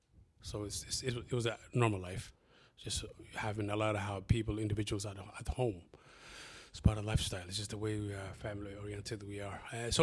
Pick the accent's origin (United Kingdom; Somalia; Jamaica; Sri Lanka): Somalia; English is a second language; now in Columbus, United States; But also with my amazing accent, you can see my background is not, my English is not my first language. {S0} Okay. {S1} We moved here in Columbus back in 1996. We were originally from Somalia.